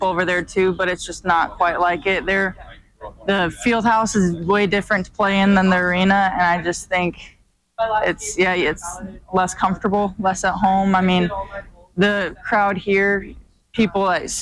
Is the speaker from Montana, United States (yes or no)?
yes; Helena, Montana, United States; it's huge growing up in Montana